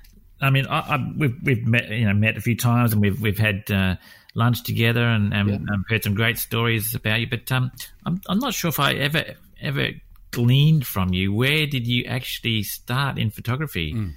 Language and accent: English; Western Australia, Australia; Carwin and I are pretty much West Australians